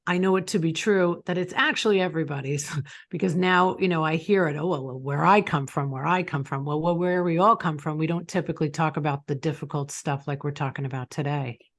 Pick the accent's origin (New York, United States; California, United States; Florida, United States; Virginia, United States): New York, United States; Long Island; I grew up in Long Island, New York.